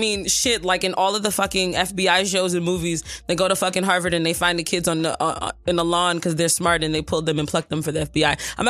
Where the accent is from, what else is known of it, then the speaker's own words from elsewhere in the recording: Nigeria; I'm Nigerian.